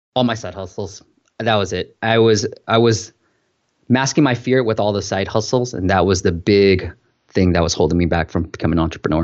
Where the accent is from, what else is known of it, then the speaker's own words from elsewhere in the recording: Bay Area, California, United States; I grew up in the Bay Area